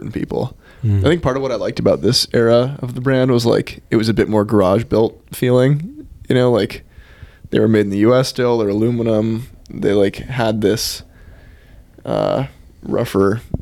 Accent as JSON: {"language": "English", "region": "Northern California", "country": "United States", "said": "I'm from Northern California too"}